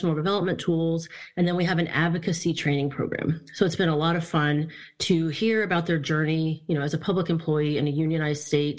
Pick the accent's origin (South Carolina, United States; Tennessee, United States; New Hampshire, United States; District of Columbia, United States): South Carolina, United States; moved away as an adult; also born or lived in California; growing up in South Carolina, I didn't really see a lot of unions.